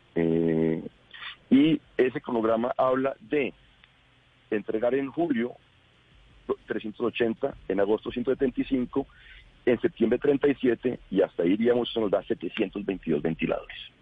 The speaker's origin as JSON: {"language": "Spanish", "region": "Bogotá", "country": "Colombia", "said": "yo soy bogotano, quiero Bogotá"}